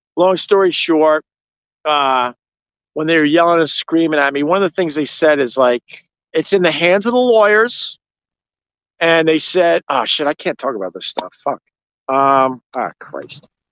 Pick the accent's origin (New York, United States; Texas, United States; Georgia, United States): New York, United States; Long Island; now I'm from Long Island. I, I did not know city life that well when me and Anthony uh, moved to New York City